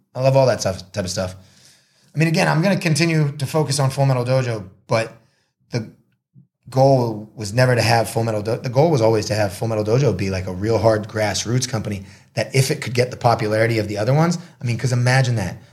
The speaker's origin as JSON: {"language": "English", "town": "Marblehead", "region": "Massachusetts", "country": "United States", "tie": "born or raised there", "also_born_or_lived": "Boston, Massachusetts / Los Angeles, California", "moved": "as an adult", "lives_now": "Thailand", "said": "I grew up in Marblehead, Massachusetts"}